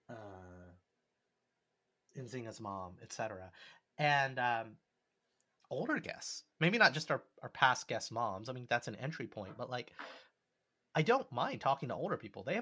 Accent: New York, United States; Not a friend who moved to New York. I'm from New York.

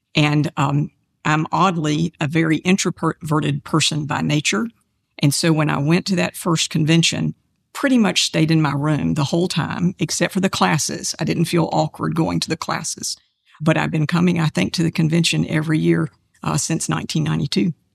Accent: Kannapolis, North Carolina, United States; my hometown of Kannapolis

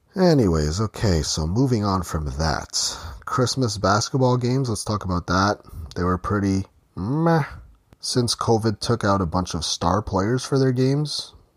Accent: Ontario, Canada; in Ontario, Canada, which is where I'm from

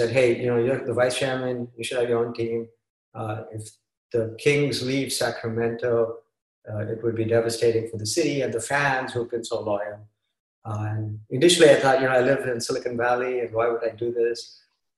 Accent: Mumbai, Maharashtra, India; moved away as an adult; now in Redwood City, United States; I grew up in Bombay playing cricket

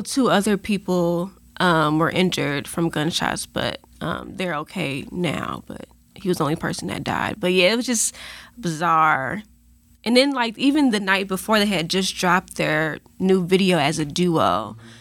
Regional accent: Chicago, Illinois, United States; also born or lived in St. Louis, Missouri; now in Atlanta, United States; I'm originally from Chicago

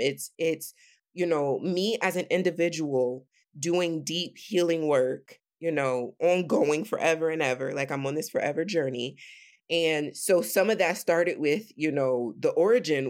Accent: Sandusky, Ohio, United States; I'm from Sandusky, Ohio, which is this predominantly white, when I was growing up, predominantly white

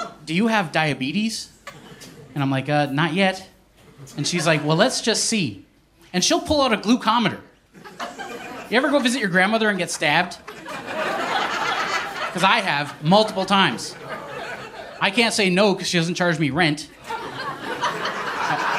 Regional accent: Eskasoni, Nova Scotia, Canada; Growing up in Escazone, me and my mom, we lived in a trailer.

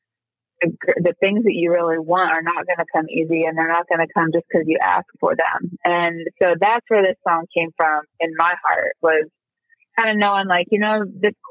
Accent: Kansas, United States; moved away as an adult; now in Nashville, United States; my kids are growing up so much more privileged than I did in small town Kansas

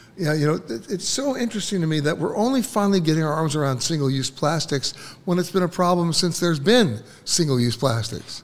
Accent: New York City, New York, United States; when I was growing up in Manhattan

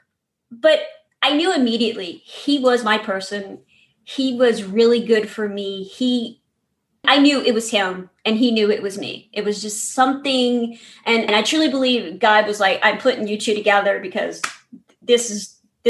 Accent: New Orleans, Louisiana, United States; I grew up in New Orleans, Louisiana, in a very loud, very Catholic family.

